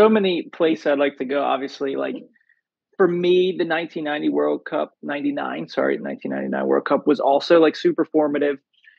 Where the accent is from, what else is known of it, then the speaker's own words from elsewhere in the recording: United States; as an American growing up